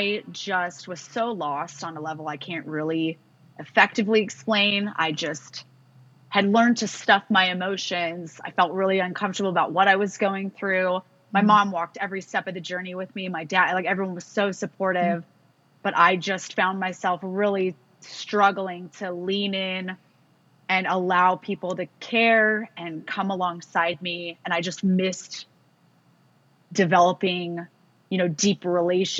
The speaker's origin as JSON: {"language": "English", "region": "California", "country": "United States", "tie": "born or raised there", "said": "growing up in California affords you the chance to be outside a lot"}